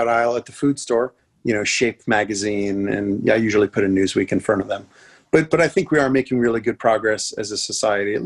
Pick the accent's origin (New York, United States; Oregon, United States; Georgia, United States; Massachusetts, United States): New York, United States; I'm from New York.